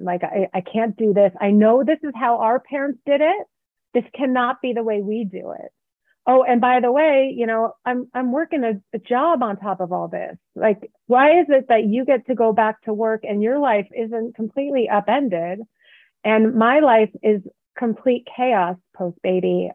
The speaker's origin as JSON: {"language": "English", "area": "the Bay Area", "region": "California", "country": "United States", "tie": "born or raised there", "moved": "yes", "lives_now": "Reno, United States", "said": "I live in Reno, Nevada, and I grew up in the Bay Area"}